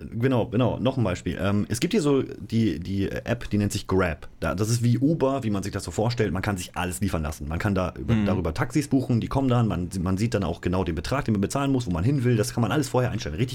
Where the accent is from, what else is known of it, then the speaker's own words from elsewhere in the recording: Germany; In Thailand, Digga, cool. als Deutscher, mega